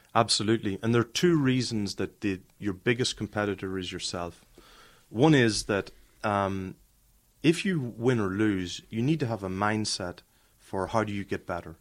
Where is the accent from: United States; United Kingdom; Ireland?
Ireland; moved away; growing up in Ireland